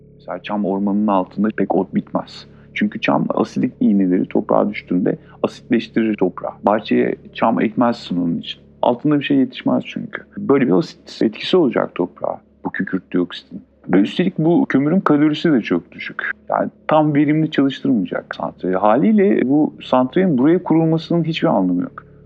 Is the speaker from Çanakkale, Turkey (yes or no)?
yes; Çan, Çanakkale, Turkey; Ben buralıyım. Ee, Çam'ın Karadağ köyü